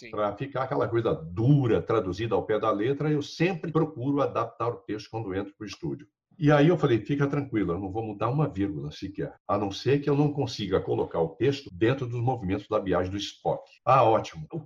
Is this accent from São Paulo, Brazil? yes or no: yes; São Paulo, Brazil; Nós somos do interior de São Paulo.